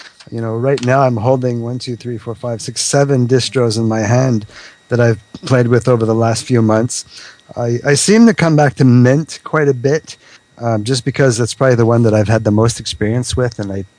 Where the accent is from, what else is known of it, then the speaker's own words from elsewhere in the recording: Quebec, Canada; I'm not from France. I'm from Quebec. Quebec is a very, very different accent from the French, from the France, you know.